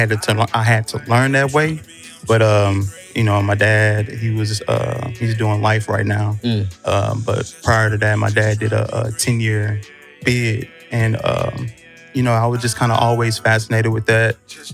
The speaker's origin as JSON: {"language": "English", "town": "Portales", "region": "New Mexico", "country": "United States", "tie": "born there", "said": "Originally, I was born in New Mexico."}